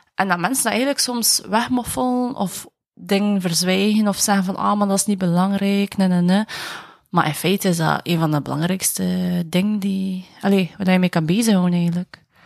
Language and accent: Dutch; Bruges, Flanders, Belgium; ik ben van Brugge